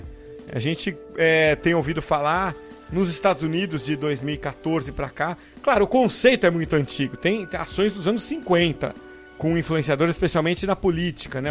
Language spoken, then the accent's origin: Portuguese; São Vicente, São Paulo, Brazil; quando eu era criança, lá em São Vicente. Eu falo Santos para arredondar, mas era São Vicente